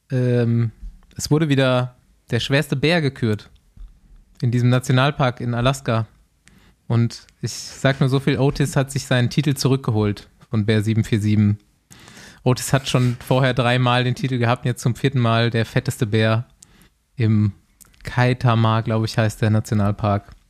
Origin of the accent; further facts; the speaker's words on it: Bavaria, Germany; Ich weiß nicht, ich, ich äh, habe halt auch meine Kindheit so in Bayern verbracht und der Hackelschorsch, der ist einfach wer.